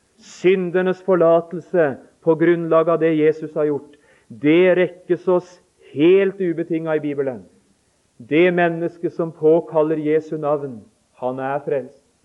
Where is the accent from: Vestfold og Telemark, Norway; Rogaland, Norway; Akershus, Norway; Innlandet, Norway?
Vestfold og Telemark, Norway; Notodden; vi hjemme på Notodden